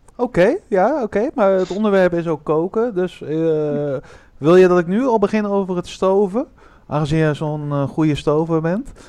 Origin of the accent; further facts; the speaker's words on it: Breda, North Brabant, Netherlands; ik kom uit Breda